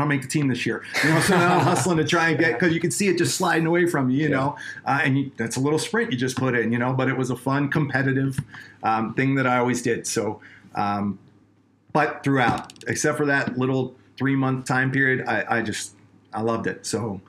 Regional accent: Colorado, United States; These guys are from Canada. We're from Colorado.

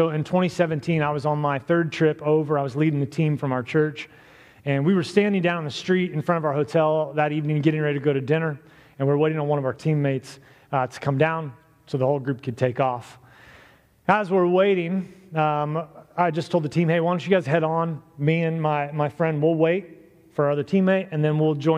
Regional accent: Miamisburg, Ohio, United States; I grew up in Miamisburg

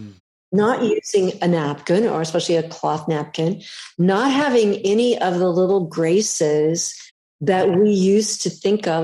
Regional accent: California, United States; I'm a Californian

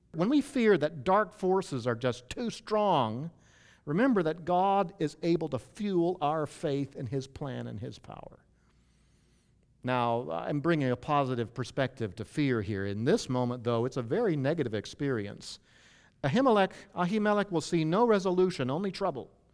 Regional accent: United States; now in Anaheim, United States; I grew up in the Chesapeake Bay area

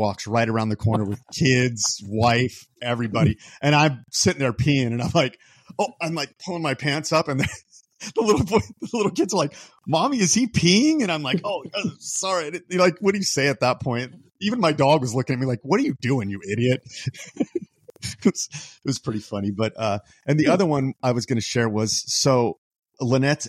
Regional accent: Bullhead City, Arizona, United States; I'm from Bullhead.

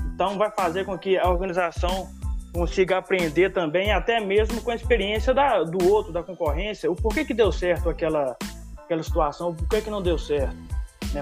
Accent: Conceição do Mato Dentro, Minas Gerais, Brazil; now in Diamantina, Brazil; eu sou natural de Conceição do Mato Dentro e tô aqui em então, Diamantina

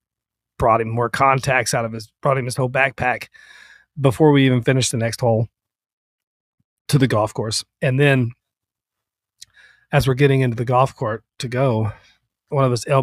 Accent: Vermont, United States; We grew up in Vermont

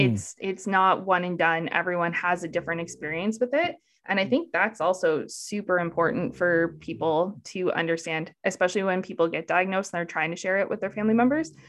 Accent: Canada; I'm Canadian

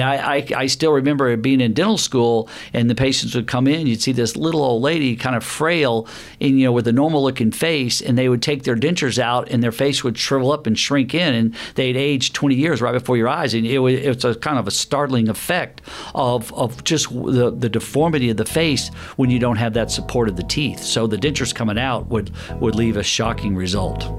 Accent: the South, United States; I grew up in the South

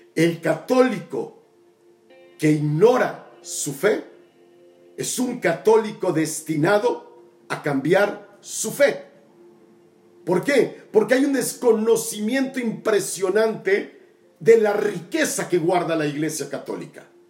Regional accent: Tabasco, Mexico; mi tierra Tabasco, mi querido Macuspana

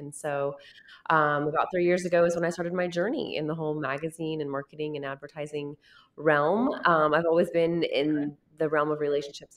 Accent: Wichita, Kansas, United States; also born or lived in Lawrence, Kansas; I was born and raised in Wichita and really born into a real estate family.

